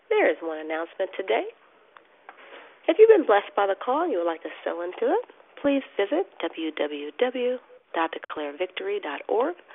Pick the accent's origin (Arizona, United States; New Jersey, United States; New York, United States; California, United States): Arizona, United States; from Arizona, and I'm your hostess this morning.